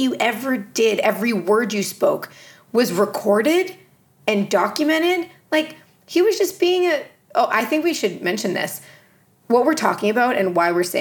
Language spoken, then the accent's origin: English; Canada; I'm Canadian